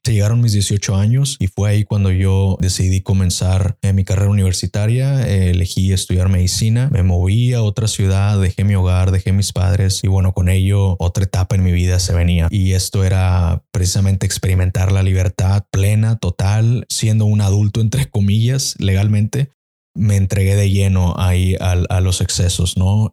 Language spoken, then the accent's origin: Spanish; Mexico; en mi país, por ejemplo en México